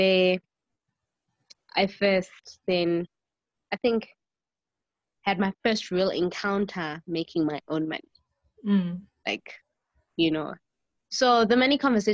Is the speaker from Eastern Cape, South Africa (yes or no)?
no; Johannesburg, Gauteng, South Africa; also born or lived in East Rand; I grew up in the suburbs of the north of Johannesburg, and then later on moved to the East Rand.